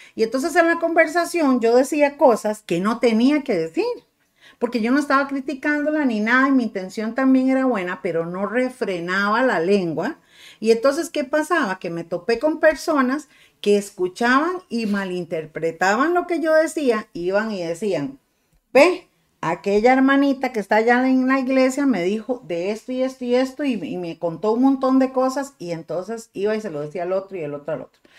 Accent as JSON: {"language": "Spanish", "country": "Costa Rica", "said": "me siento muy tica y no me avergüenzo de esto"}